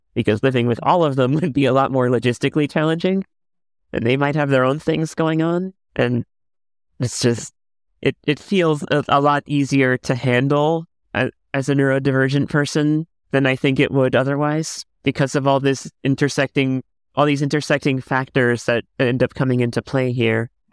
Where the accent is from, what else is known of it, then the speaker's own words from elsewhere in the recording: Miami, Florida, United States; I grew up in the Cuban American community in Miami